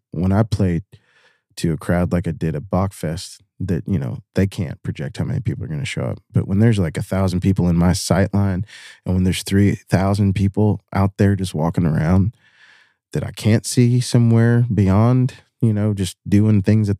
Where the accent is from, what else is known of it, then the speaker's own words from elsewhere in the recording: Chemical Valley, West Virginia, United States; now in Louisville, United States; I grew up in Chemical Valley